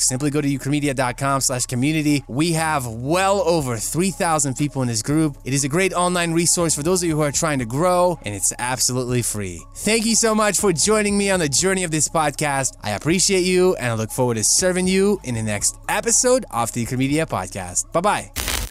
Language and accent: English; Ukraine; now in United States; growing up in Ukraine, we didn't have a washer and a dryer